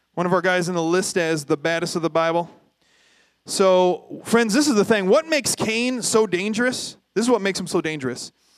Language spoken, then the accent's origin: English; Toledo, Ohio, United States; I grew up in North Toledo